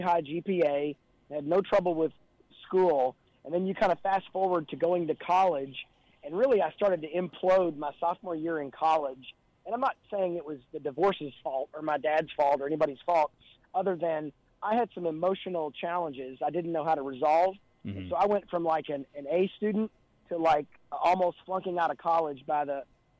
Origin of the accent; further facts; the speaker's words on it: Louisville, Kentucky, United States; I grew up in Louisville, Kentucky, and was the youngest of four kids